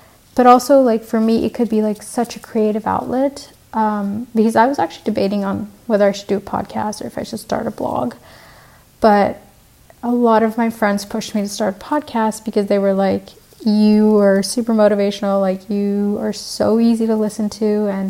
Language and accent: English; Vancouver, British Columbia, Canada; also born or lived in Sri Lanka / Colombo; now in Montreal, Canada; I actually am originally from Sri Lanka. So I was born in Sri Lanka and then I grew up in Vancouver. So I'm half Canadian, half Sri Lankan.